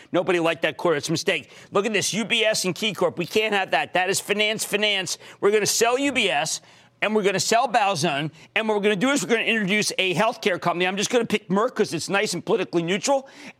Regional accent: New Jersey, United States; moved away; my home state of New Jersey.

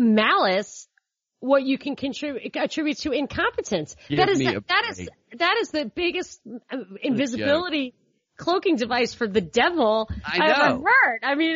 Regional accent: New York, United States; I'm from New York, and I have a lot of cop relatives

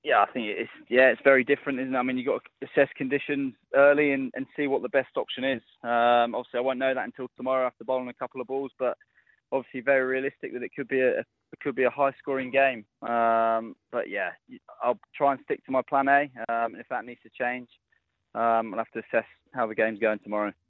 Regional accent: England, United Kingdom; as an Englishman

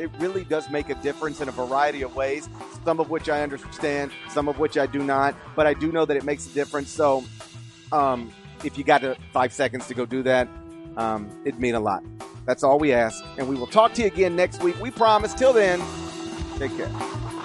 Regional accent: Memphis, Tennessee, United States; I'm from Memphis

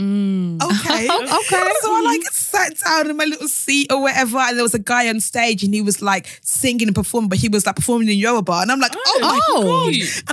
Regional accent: London, United Kingdom; accent: English

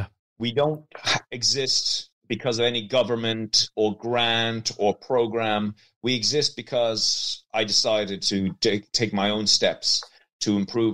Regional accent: Leinster, Ireland; So I'm a filmmaker from County Meath. The accent probably is going to make you not believe me, but I am a filmmaker. I'm Irish. And I come from an old Norman family

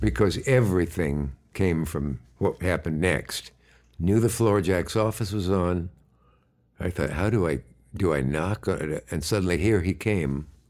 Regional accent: Nebraska, United States; also born or lived in Gibbon, Nebraska; I was born either in Kearney or Hastings, Nebraska.

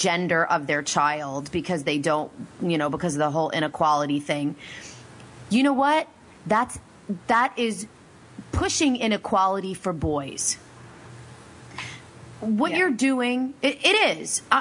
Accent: Pennsylvania, United States; I'm from Pennsylvania

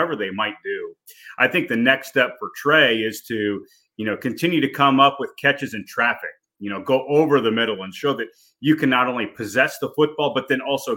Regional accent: near the University of Illinois, United States; I grew up outside of Illinois, or the University of Illinois, about 30 minutes away, graduated from there

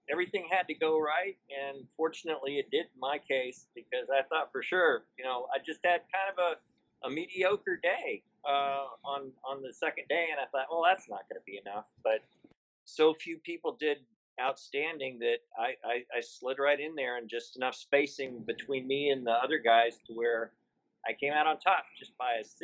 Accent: Austin, Texas, United States; I'm from the Austin area

